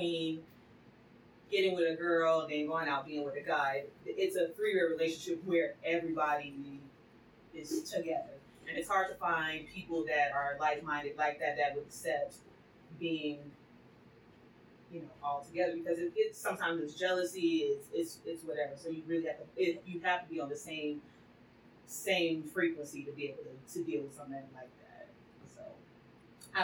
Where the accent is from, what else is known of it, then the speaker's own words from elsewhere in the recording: California, United States; now in Atlanta, United States; I'm from California too